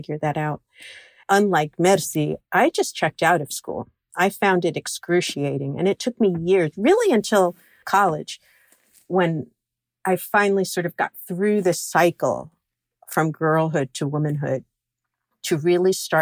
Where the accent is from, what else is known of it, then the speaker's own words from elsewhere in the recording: New York City, New York, United States; I grew up in Flushing, Queens